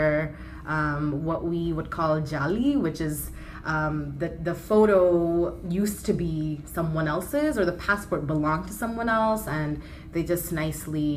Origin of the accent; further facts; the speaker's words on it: New York City, New York, United States; I was born and raised in Kensington, and currently, you know, it has the largest density of Bangladeshis in the borough of Brooklyn